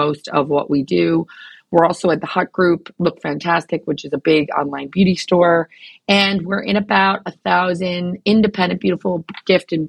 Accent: New York, United States; moved away; I'm American, obviously, and I'm from New York

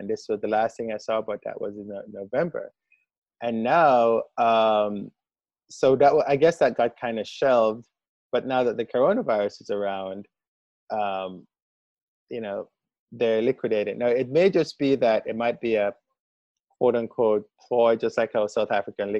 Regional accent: Jamaica; moved away; also born or lived in Barbados; I'm from Jamaica

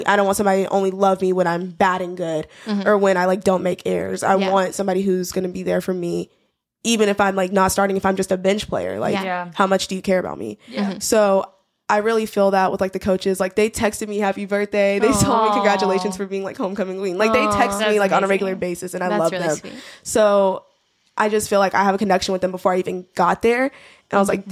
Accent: Huntsville, Alabama, United States; moved away; I'm from Huntsville

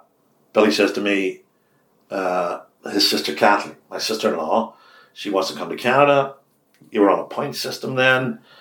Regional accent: Ireland; the hardest thing for an Irishman, because I am an Irishman, is to accept is a compliment.

